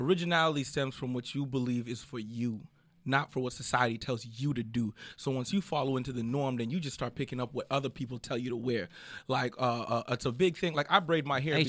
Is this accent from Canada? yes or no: yes; Canada; moved away as an adult; now in Los Angeles, United States; I'm very happy to be here as a Canadian.